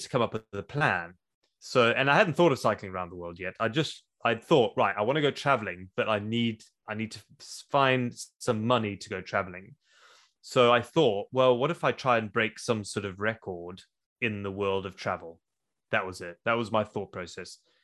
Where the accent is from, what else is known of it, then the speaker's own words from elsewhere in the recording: South Africa; moved away as an adult; also born or lived in Zimbabwe; now in Wales, United Kingdom; I was born in Zimbabwe. I grew up in South Africa. I moved to the U K when I was twenty years old